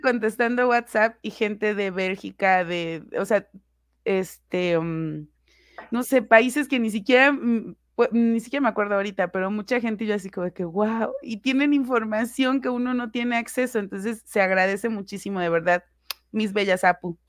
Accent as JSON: {"language": "Spanish", "region": "Puebla", "country": "Mexico", "tie": "born or raised there", "said": "soy originaria de Puebla"}